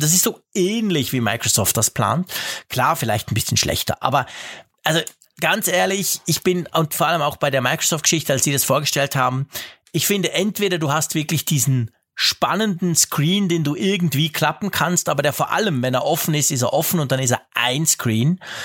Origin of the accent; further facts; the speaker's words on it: Switzerland; also born or lived in Bern; bei uns in der Schweiz